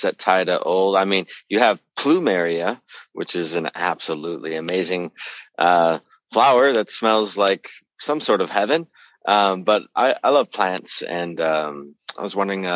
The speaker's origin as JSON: {"language": "English", "town": "Port Angeles", "region": "Washington", "country": "United States", "tie": "born or raised there", "said": "I was born in Port Angeles"}